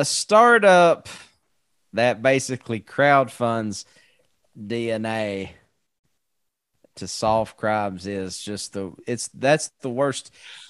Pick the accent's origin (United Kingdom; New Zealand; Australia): United Kingdom; Scotland; if it can't also just tell me that like I'm Scottish